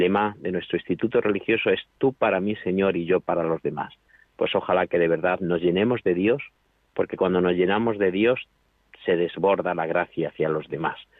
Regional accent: a town in Toledo, Castilla-La Mancha, Spain; moved away as an adult; now in Alcuéscar, Spain; yo soy un pueblo de Toledo y estoy pues eso a 400 kilómetros

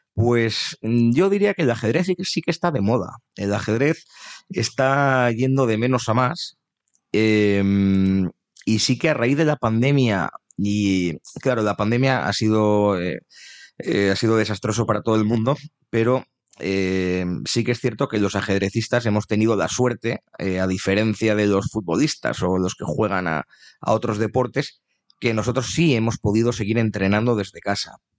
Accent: Navarre, Spain; nos suelen preguntar a los navarros

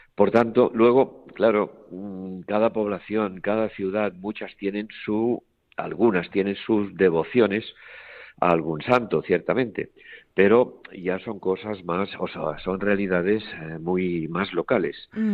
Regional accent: Barcelona, Catalonia, Spain; also born or lived in Toledo; now in Terrassa, Spain; yo soy nacido en Barcelona y allí me crié

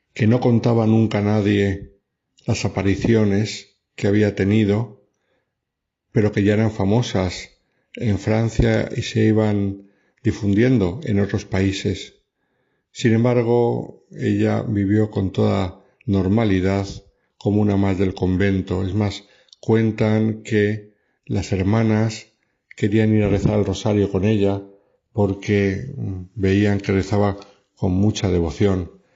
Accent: Madrid, Community of Madrid, Spain; nací en el Hospital de la Milagrosa de Madrid y fui bautizado en el santuario de la Medalla Milagrosa

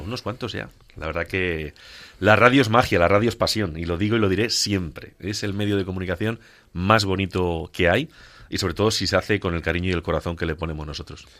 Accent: Ciudad Real, Castilla-La Mancha, Spain; en mi tierra, en Ciudad Real

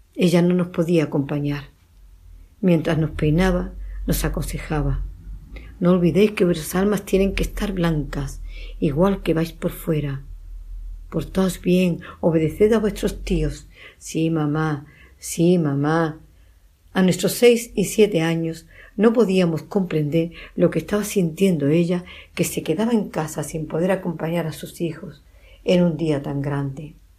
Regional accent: Medina Sidonia, Andalusia, Spain; mi pueblo, Medina Sidonia

